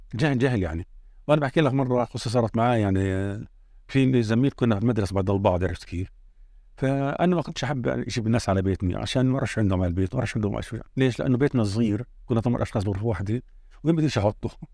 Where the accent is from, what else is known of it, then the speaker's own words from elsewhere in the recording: Jerusalem, Palestine; also born or lived in Jordan; وأنا رجعنا على القدس هوني. وعشنا حياة طبيعية هون